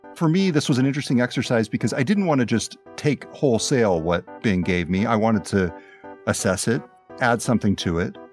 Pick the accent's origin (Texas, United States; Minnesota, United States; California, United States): California, United States; Glenn County; now in Seattle, United States; in my hometown in Glenn County, California, I've been volunteering here at the newspaper in the county where I grew up